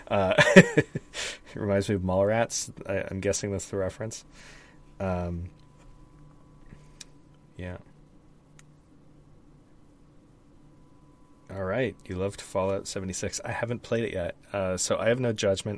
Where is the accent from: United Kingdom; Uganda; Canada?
Canada; Because I'm Canadian?